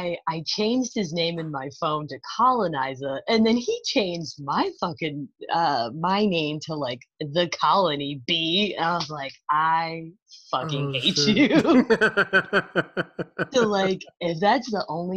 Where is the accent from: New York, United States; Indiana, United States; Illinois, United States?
New York, United States; me being a New Yorker